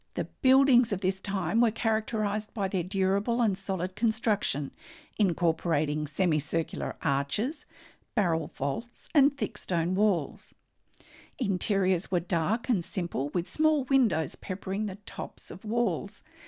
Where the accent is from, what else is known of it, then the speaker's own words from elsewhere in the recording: Australia; I'm an Australian textile artist